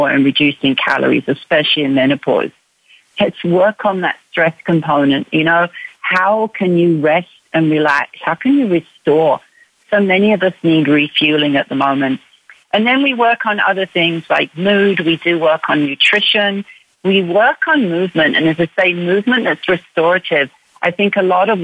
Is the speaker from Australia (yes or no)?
no; United Kingdom; now in Canada; But I am British. Yes, I'm from the UK.